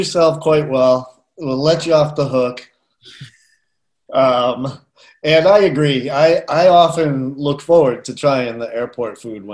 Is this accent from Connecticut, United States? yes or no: no; Boston, Massachusetts, United States; moved away as an adult; also born or lived in Chicago; now in Asheville, United States; I grew up in and around Boston